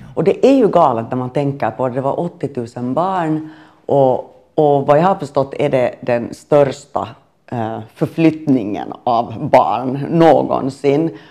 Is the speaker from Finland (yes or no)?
yes; Finland; moved away as an adult; also born or lived in Sweden; jag är finländare och bodde i Sverige